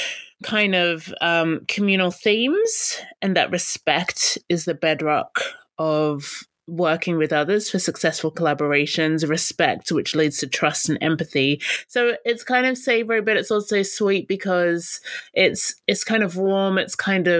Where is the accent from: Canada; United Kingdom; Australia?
Australia; accent: Aussie; My Aussie accent